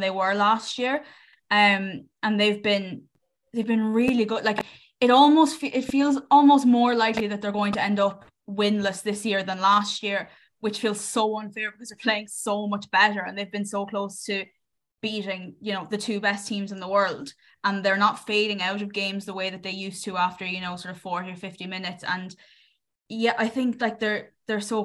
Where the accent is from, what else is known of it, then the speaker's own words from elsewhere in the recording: Ireland; I'm just Irish.